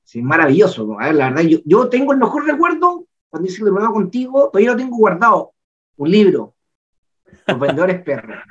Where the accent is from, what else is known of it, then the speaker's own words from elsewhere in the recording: Chile; Yo soy el agricultor chileno